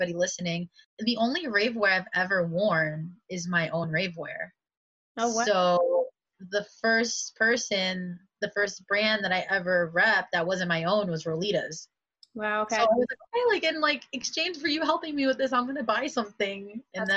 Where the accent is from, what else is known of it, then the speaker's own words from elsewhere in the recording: New York City, New York, United States; also born or lived in Westchester County, New York; I'm from the Bronx originally